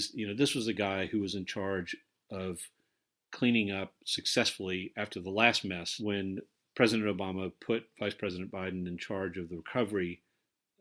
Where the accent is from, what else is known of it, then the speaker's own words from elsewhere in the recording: United States; now in London, United Kingdom; as an American living abroad